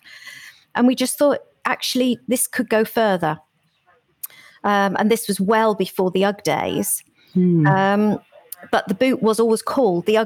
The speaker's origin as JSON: {"language": "English", "area": "Cornwall", "region": "South West England", "country": "United Kingdom", "tie": "born or raised there", "said": "born in Cornwall"}